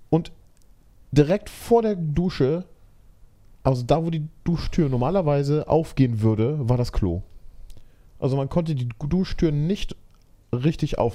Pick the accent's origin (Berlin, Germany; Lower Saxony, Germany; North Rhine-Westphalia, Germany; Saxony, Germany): North Rhine-Westphalia, Germany; Essen; Ich komm, wir kommen aus Essen, aber kein Platz für gute Aussprache oder Grammatik.